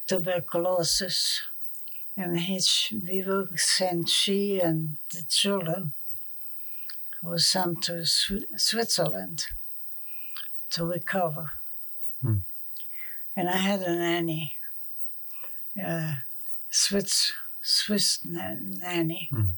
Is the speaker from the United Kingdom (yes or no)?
no; Bulgaria; born there; I was born in Bulgaria. Mm. And I don't know how to put it. It was a German colony, you know, and we kind of stuck together pretty close.